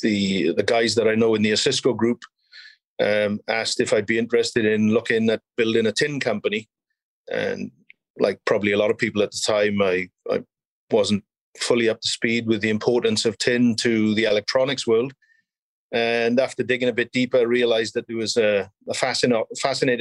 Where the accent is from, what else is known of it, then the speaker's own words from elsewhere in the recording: South Wales, United Kingdom; moved away as an adult; also born or lived in South Africa / Canada / South America; now in Vancouver, Canada; From Wales originally. Grew up in a coal mining town in South Wales.